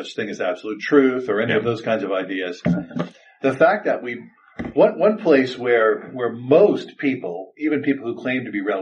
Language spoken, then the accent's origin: English; Louisiana, United States; moved away as an adult; also born or lived in New Orleans, Louisiana; I'm from Louisiana